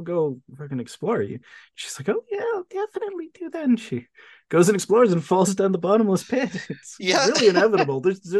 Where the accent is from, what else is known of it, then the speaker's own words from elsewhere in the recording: Australia; and I'm Australian